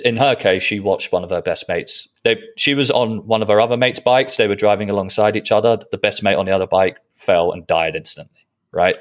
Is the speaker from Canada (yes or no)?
no; Netherlands; I was born in Holland